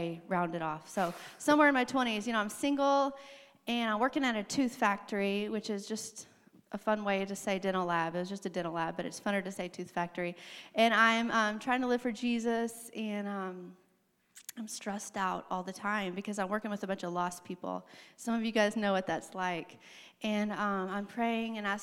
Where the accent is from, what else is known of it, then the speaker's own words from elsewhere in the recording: Arkansas, United States; moved away; I grew up in Arkansas